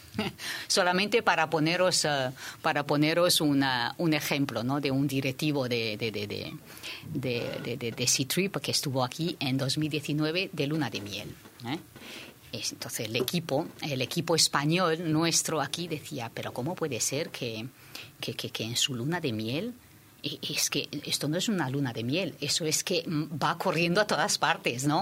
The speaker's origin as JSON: {"language": "Spanish", "region": "Shanghai", "country": "China", "moved": "yes", "lives_now": "Spain", "said": "yo soy de Shanghái"}